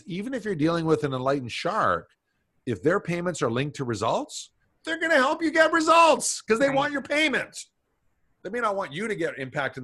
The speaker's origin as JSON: {"language": "English", "country": "Canada", "said": "I'm Canadian."}